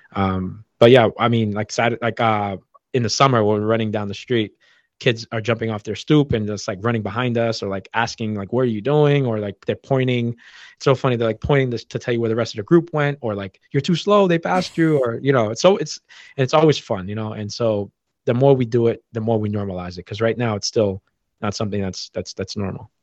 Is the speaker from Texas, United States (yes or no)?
no; Boston, Massachusetts, United States; growing up in Boston